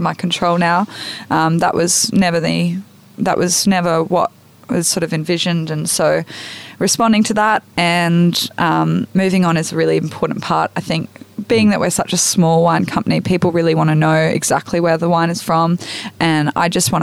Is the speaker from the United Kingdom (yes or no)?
no; Brisbane, Queensland, Australia; accent: Australian; now in Arrowtown, New Zealand; I grew up in Brisbane